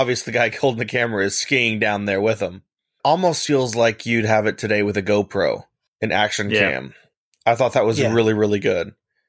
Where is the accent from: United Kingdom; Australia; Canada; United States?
United States; Being an American and cultured